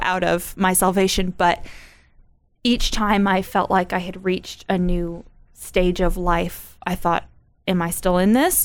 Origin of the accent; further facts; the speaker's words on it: United States; me as an American